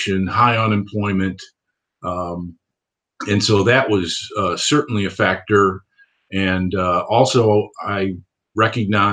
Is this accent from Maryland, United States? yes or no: no; Geneva, New York, United States; moved away; also born or lived in Alabama; I was born in Geneva, New York, which is in the Finger Lakes region of New York.